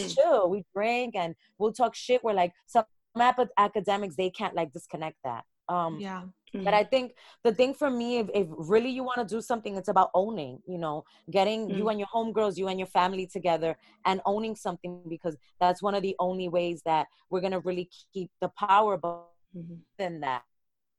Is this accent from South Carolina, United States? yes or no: no; New York City, New York, United States; being from Brooklyn. And I can't talk about who I am without talking about Bed-Stuy and Bushwick.